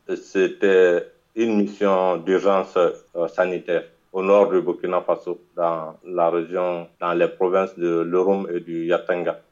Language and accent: French; Guinea; je suis guinéen, Guinée-Conakry, un pays de l'Afrique de l'Ouest